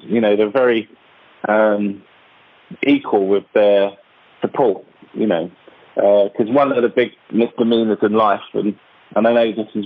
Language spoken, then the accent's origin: English; London, United Kingdom; I grew up in one of the most revered and feared and hatred areas, I think, in London